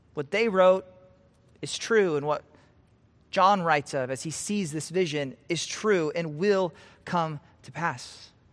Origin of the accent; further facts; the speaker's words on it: Nebraska, United States; I'm from Nebraska, I love Nebraska